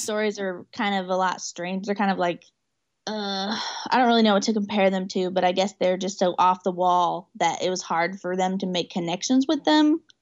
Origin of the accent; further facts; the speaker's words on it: Newcastle, Oklahoma, United States; I'm in Newcastle, Oklahoma, which is my hometown.